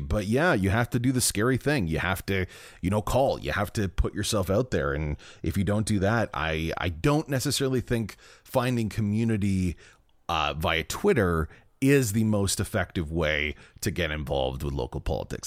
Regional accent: Brampton, Ontario, Canada; born or raised there

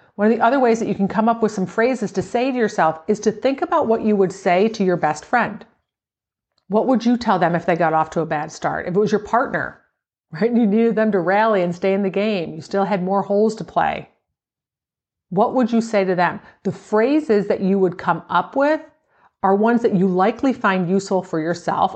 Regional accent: Buffalo, New York, United States; as a kid growing up in Buffalo

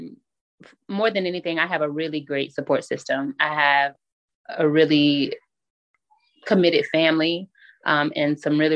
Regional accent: South Carolina, United States; moved away as an adult; now in Bloomfield, United States; I recently relocated from South Carolina, which is my hometown, to Bloomfield, New Jersey.

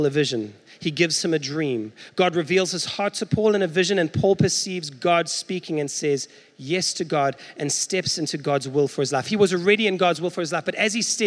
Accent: South Africa; now in United States; as a South African

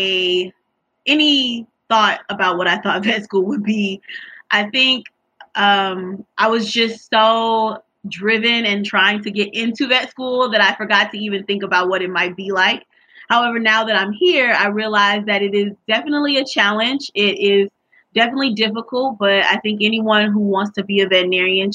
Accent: St. Louis, Missouri, United States; moved away as an adult; also born or lived in Tuskegee, Alabama; now in West Lafayette, United States; I'm originally from St. Louis, Missouri

